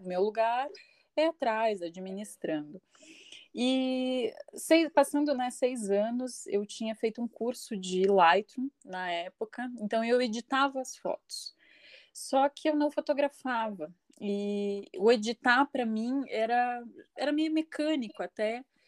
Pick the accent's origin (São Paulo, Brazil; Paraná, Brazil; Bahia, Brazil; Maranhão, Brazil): Paraná, Brazil; Curitiba; sou curitibana, nascida e criada aqui, curitiboca